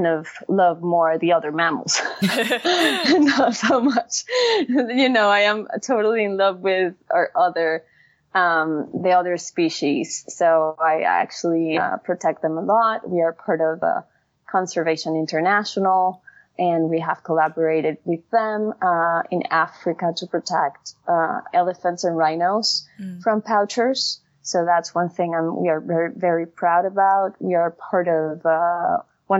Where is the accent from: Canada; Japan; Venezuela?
Venezuela; Caracas, Capital District; moved away; I grew up in Caracas, Venezuela.